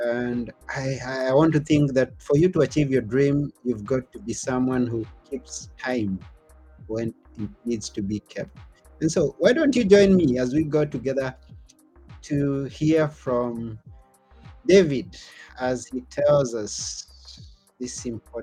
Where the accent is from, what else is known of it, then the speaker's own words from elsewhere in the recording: Kenya; now in Greece; where I come from Kenya